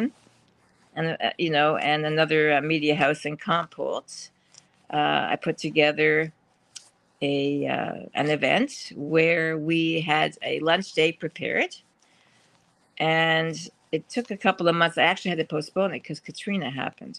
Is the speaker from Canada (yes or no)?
yes; St. Catharines, Ontario, Canada; now in Toronto, Canada; I came from St. Catharines, a very small city in comparison to Toronto. But I ended up in Toronto.